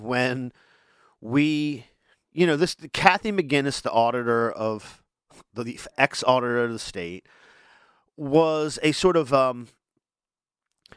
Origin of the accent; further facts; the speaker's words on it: Wilmington, Delaware, United States; I'm from Wilmington. I went to the University of Delaware. I grew up here.